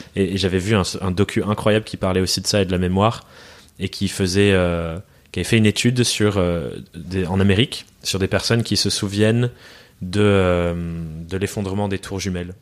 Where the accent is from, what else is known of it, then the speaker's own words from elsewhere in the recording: France; also born or lived in England; suis, né en Angleterre. J'ai déménagé en France quand j'étais quand j'étais gosse